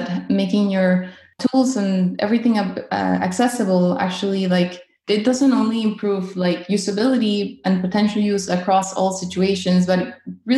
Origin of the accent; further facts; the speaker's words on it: Caracas, Capital District, Venezuela; now in North Carolina, United States; I am originally from Caracas, Venezuela, and I currently live in North Carolina